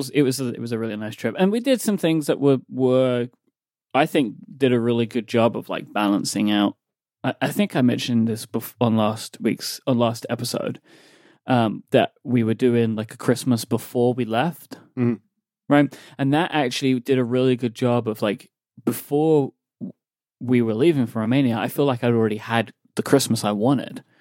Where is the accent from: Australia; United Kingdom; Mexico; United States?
United States; I'm an I'm an American, y'all.